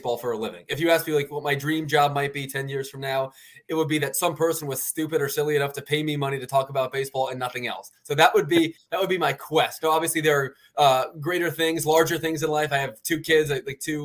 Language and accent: English; Philadelphia, Pennsylvania, United States; also born or lived in Baltimore, Maryland; I'm a Philly guy